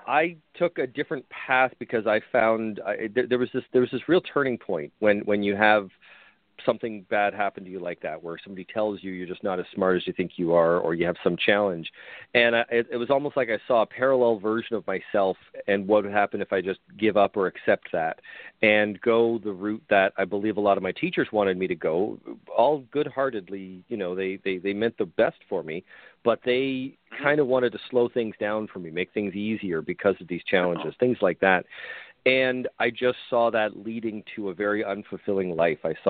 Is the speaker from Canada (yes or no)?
yes; Canada; now in Buffalo, United States; I'm originally Canadian